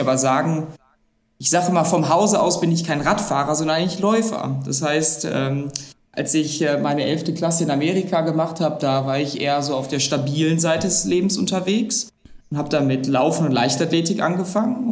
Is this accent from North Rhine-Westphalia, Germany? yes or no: yes; Essen, North Rhine-Westphalia, Germany; ich bin gebürtiger Essener und lebe auch immer noch in Essen